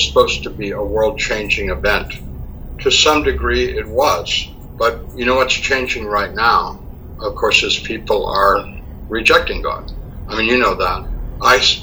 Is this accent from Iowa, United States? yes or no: no; a suburb of Boston, Massachusetts, United States; moved away as an adult; also born or lived in San Francisco Bay Area / Roswell, New Mexico; now in Fort Thomas, United States; I grew up in Massachusetts in a suburb of Boston.